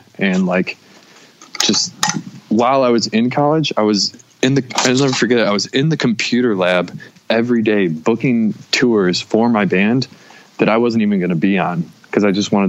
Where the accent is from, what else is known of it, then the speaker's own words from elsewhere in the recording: Syracuse, New York, United States; No, so I was born in Syracuse, kind of like right in the city of Syracuse, and then moved out to like this, like when I started school, I was in the suburbs, just like a regular fucking kid.